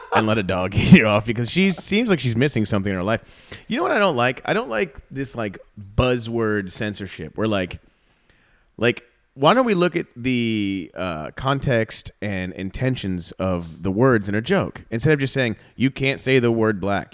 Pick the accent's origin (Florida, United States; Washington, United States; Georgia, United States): Florida, United States; South; moved away as an adult; also born or lived in Chicago; now in Austin, United States; started comedy in South Florida before I moved to Chicago